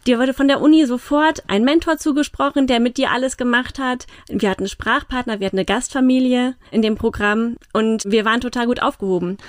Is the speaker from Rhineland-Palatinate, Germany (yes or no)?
yes; Mainz, Rhineland-Palatinate, Germany; also born or lived in Munich / France / Japan; Also ich bin in Mainz-Gonsenheim geboren und dann mit fünf Jahren nach Hechtsheim umgezogen. Bin in Weisenau zur Schule gegangen